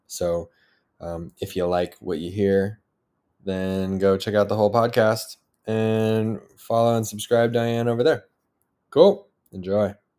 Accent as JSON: {"language": "English", "country": "United States", "said": "as an American"}